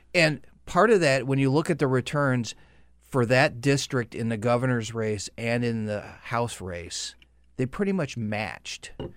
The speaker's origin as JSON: {"language": "English", "region": "upstate New York", "country": "United States", "tie": "born or raised there", "said": "upstate New York"}